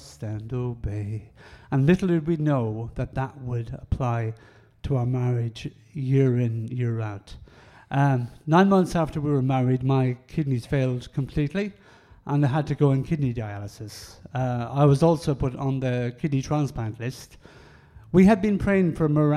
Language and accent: English; Ireland; I'm Irish and we speak very quickly.